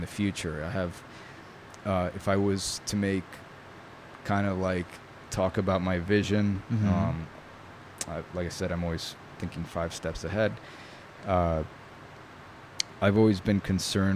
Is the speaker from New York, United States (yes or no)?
yes; New York, United States; first language Italian; English is a second language; I grew up in New York